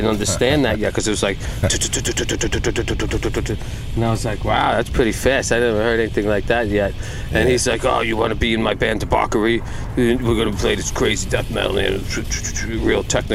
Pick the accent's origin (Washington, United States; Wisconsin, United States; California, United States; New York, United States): New York, United States; Yonkers; I grew up in Yonkers